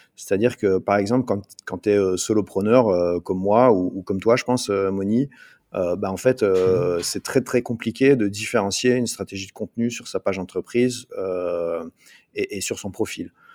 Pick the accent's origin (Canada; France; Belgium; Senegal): Belgium; Liège, Wallonia; je suis belge, je viens en Belgique du côté de Liège